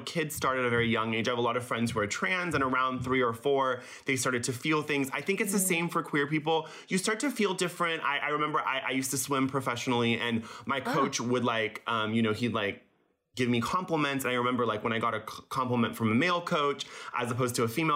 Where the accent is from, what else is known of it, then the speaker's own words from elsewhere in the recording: Laguna Beach, California, United States; English is a second language; I grew up in Laguna Beach